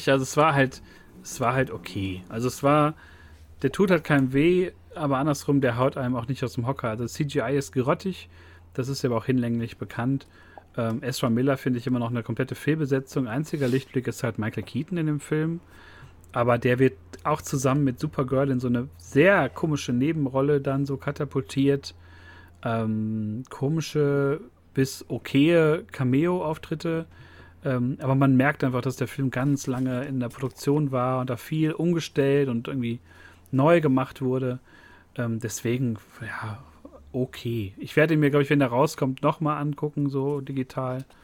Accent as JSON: {"language": "German", "country": "Germany", "said": "Aber wir sind Deutsche und sind auch sehr neidisch."}